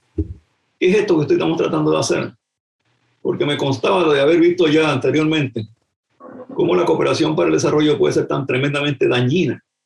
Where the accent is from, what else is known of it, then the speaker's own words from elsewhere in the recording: Puerto Rico; moved away as an adult; haber nacido allí